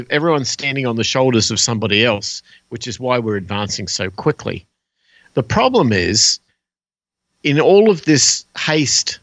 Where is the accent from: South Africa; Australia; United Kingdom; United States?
Australia; moved away; I was from Australia.